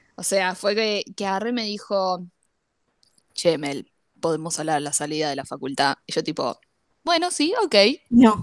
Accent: Lanús, Buenos Aires Province, Argentina; el tema de ser de zona sur fue lo que nos unió

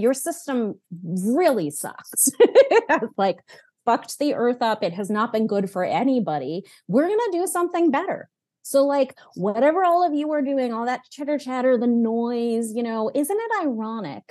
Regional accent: New England, United States; I grew up, I was born in New England

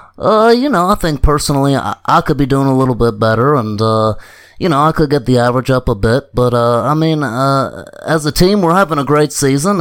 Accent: Holly Hill, South Carolina, United States; I'm from Holly Hill, South Carolina.

